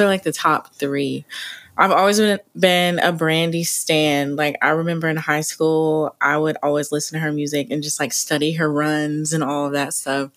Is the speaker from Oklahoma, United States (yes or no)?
yes; Oklahoma City, Oklahoma, United States; born and raised Oklahoma City